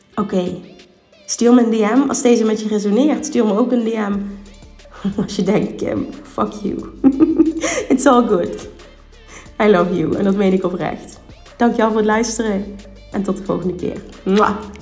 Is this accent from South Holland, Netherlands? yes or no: no; Limburg, Netherlands; accent: Limburgs; Ik ben een huppelkutje uit Limburg